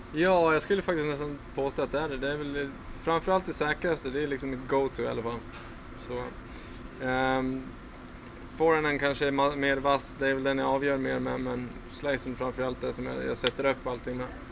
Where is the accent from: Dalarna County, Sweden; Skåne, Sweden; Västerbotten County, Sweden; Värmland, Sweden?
Dalarna County, Sweden; Falun; jag är uppvuxen på en ganska tjock filtmatta hemma i Falun